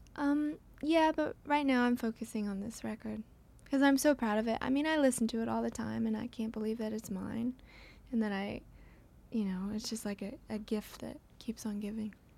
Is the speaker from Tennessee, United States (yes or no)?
yes; Franklin, Tennessee, United States; I grew up where, in Franklin